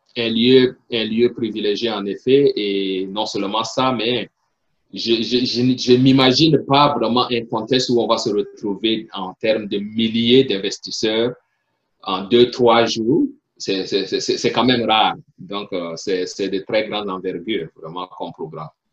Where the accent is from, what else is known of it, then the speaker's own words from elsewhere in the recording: Chad; first language French; moved away as an adult; also born or lived in Burkina Faso; now in Pennsylvania, United States; originaire du Tchad, je suis né au Tchad, j'ai grandi au Tchad